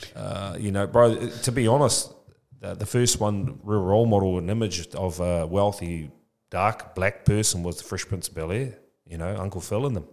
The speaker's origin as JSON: {"language": "English", "town": "Tokoroa", "region": "Waikato", "country": "New Zealand", "tie": "born or raised there", "moved": "yes", "lives_now": "Papamoa, New Zealand", "said": "I'm from Tokoroa, born and bred Tokoroa"}